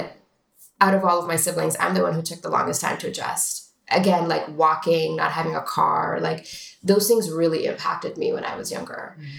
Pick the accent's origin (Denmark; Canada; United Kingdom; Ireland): Canada; Toronto, Ontario; now in United States; I mean, I loved growing up in Toronto.